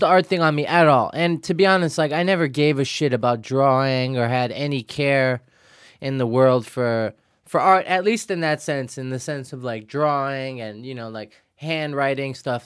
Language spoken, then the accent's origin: English; New York City, New York, United States; also born or lived in Financial District, Manhattan; grew up in Williamsburg, Brooklyn